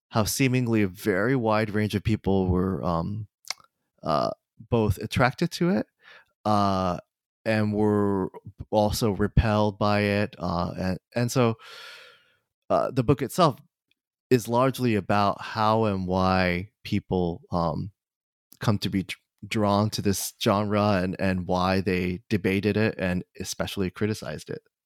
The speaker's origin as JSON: {"language": "English", "region": "Kanagawa", "country": "Japan", "tie": "born or raised there", "moved": "yes", "said": "I, uh, was born and raised in Kanagawa, uh, Japan, just south of Tokyo."}